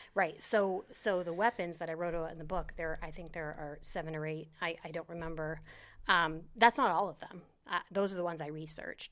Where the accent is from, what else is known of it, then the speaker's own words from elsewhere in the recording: Maine, United States; moved away as an adult; also born or lived in New Hampshire; now in Florida, United States; grew up in Maine my whole life